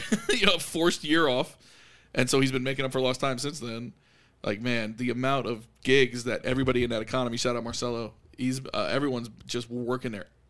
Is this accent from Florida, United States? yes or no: yes; Florida, United States; also born or lived in New York / Sunrise, Florida; I was born in New York, moved to Florida. How old? 3.